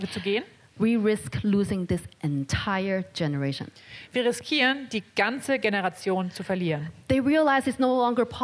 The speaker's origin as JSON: {"language": "German", "country": "Hong Kong", "said": "ich sehr viel über die Demonstrationen, die in Hongkong passieren. This is where I come from. Das ist, wo ich herkomme."}